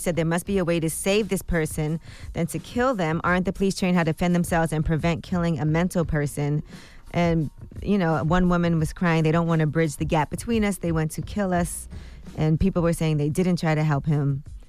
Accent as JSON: {"language": "English", "town": "Brooklyn", "region": "New York", "country": "United States", "said": "I'm from Brooklyn, and that's a pretty busy corner."}